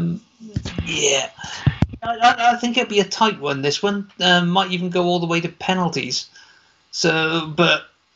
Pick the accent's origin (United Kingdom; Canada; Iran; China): United Kingdom; I'm British, I'm always going with that sense of humor.